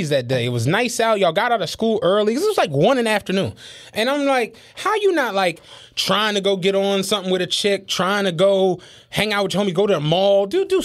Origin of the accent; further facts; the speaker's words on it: Philadelphia, Pennsylvania, United States; I'm a nigga from Philly